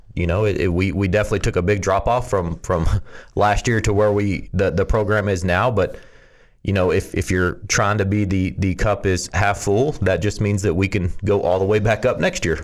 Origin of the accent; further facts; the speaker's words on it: Odessa, Texas, United States; also born or lived in Lubbock, Texas; growing up in Odessa, Texas with just me and Dad